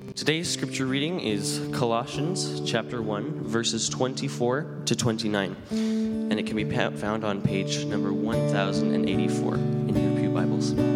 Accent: Newfoundland and Labrador, Canada; moved away; I'm, I'm from the East Coast. I'm from Newfoundland and Labrador

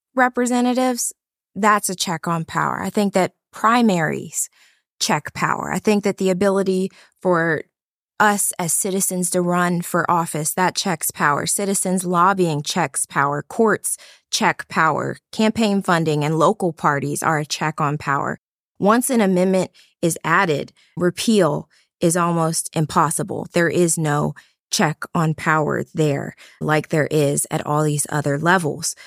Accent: Cincinnati, Ohio, United States; coming back to my hometown to operate my practice

